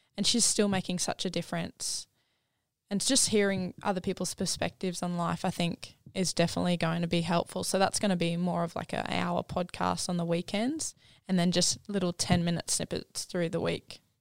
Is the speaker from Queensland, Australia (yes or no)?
yes; Gold Coast, Queensland, Australia; I grew up down on the Gold Coast with a family of five